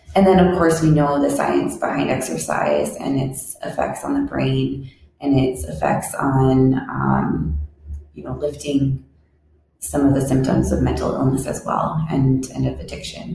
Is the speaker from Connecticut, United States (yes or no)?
no; Fargo, North Dakota, United States; I was raised here in Fargo, North Dakota, where this podcast is being filmed